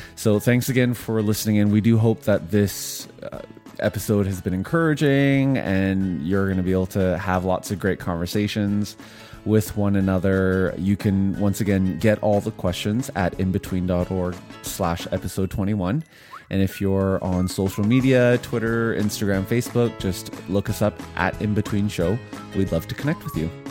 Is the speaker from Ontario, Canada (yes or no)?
no; Vancouver, British Columbia, Canada; moved away; also born or lived in Ottawa / Montreal / Korea / Edmonton; I grew up in Vancouver